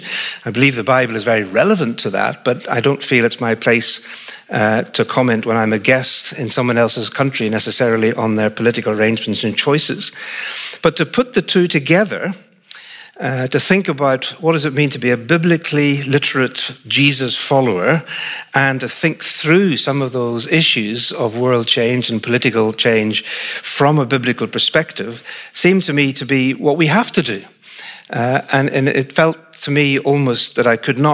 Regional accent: Northern Ireland, United Kingdom; accent: Northern Irish; the accent comes from Northern Ireland. So I'm Northern Irish, not English, but British

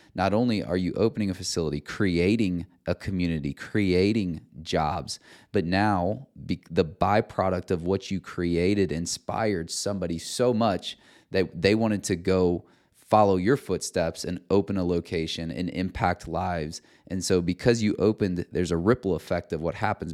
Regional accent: Cedar Rapids, Iowa, United States; Cedar Rapids, Iowa, where my hometown is

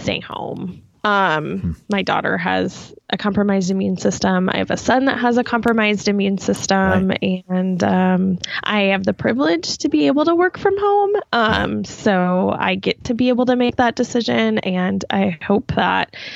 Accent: Eastern Iowa, United States; also born or lived in Minnesota; Yeah, I'm from Iowa. Yeah, Eastern Iowa.

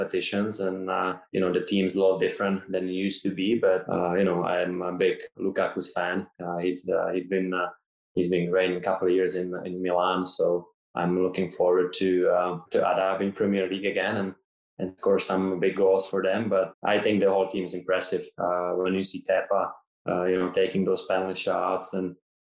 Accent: Ostrava, Moravian-Silesian Region, Czechia; now in Toronto, Canada; I grew up in Ostrava, a small town from like a small village near Ostrava

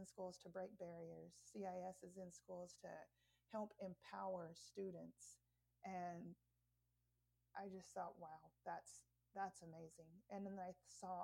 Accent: Anadarko, Oklahoma, United States; also born or lived in Mustang, Oklahoma; growing up in the Native community and growing up in this town. I spent my 20s and a lot of my 30s in Anadarko

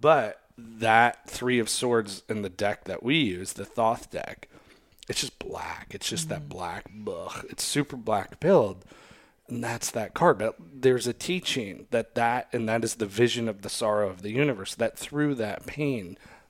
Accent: Australia; Oh, I'm from Australia, mate. We call it this.

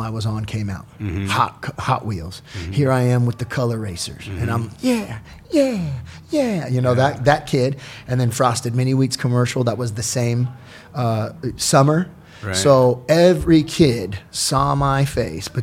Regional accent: Newport Beach, California, United States; also born or lived in Anaheim; Born and raised in Orange County. You know, I was born in Anaheim, moved to Newport Beach when I was about 6, single mom, OC kid, man, born and raised.

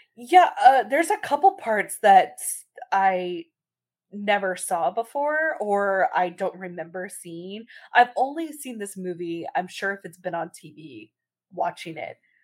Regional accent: Texas, United States; we are from Texas.

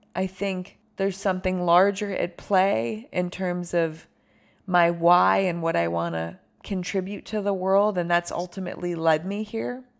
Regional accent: Buffalo, New York, United States; also born or lived in San Francisco; now in Los Angeles, United States; I'm from Buffalo, which is where I grew up

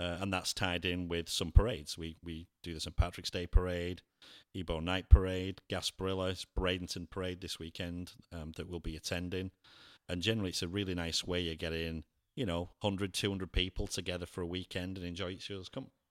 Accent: England, United Kingdom; also born or lived in Cleveland, Ohio; now in Lakeland, United States; I'm English

